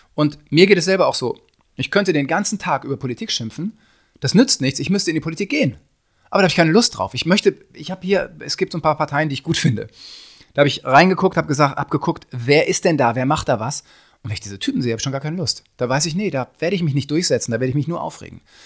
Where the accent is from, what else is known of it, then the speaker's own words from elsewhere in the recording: North Rhine-Westphalia, Germany; ich komme aus, aus Westfalen